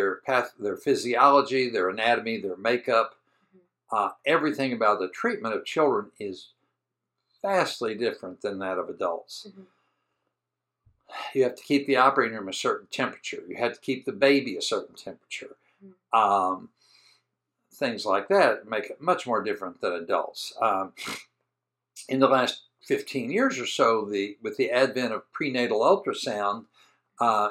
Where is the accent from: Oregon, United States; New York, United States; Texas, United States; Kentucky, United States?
Kentucky, United States; I'm from Kentucky